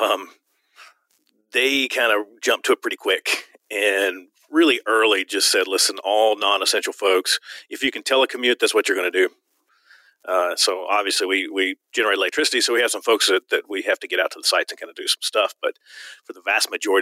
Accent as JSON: {"language": "English", "region": "Virginia", "country": "United States", "moved": "yes", "lives_now": "Arizona, United States", "said": "I'm from Virginia originally"}